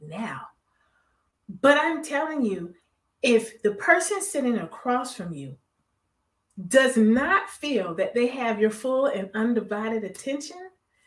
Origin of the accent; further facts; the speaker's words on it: Miami, Florida, United States; I'm a Florida baby. I'm from Miami.